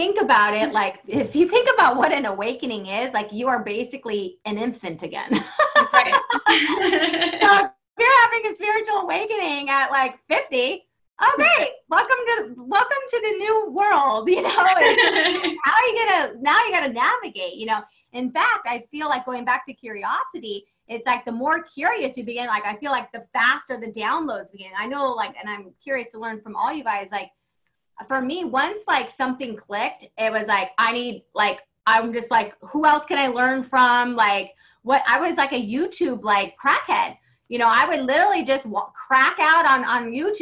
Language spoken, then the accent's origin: English; San Diego, California, United States; I grew up in San Diego